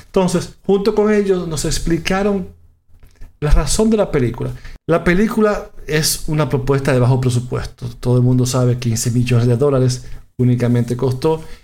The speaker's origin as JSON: {"language": "Spanish", "country": "Dominican Republic", "said": "En mi país, República Dominicana"}